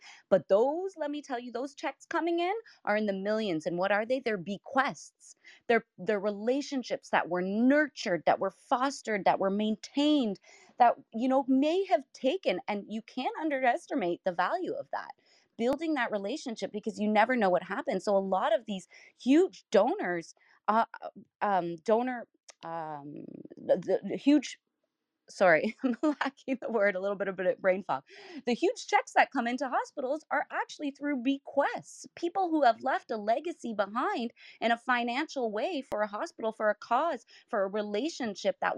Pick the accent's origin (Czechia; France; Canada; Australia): Canada; also born or lived in southwestern Ontario; as a Canadian